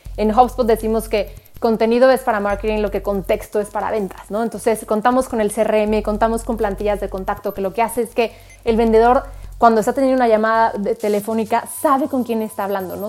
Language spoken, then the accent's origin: Spanish; Mexico; como decimos en México